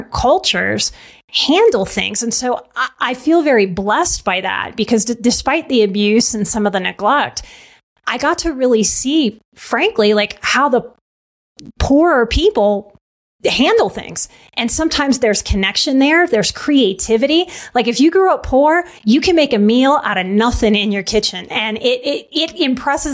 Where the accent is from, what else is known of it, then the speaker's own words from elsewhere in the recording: New Orleans, Louisiana, United States; moved away; also born or lived in Texas / Colorado; I'm from New Orleans.